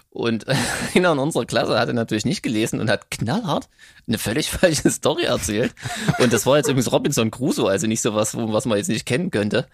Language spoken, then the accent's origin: German; Thuringia, Germany; ich komme ja hier aus Thüringen, was damals aber noch der Bezirk Gera war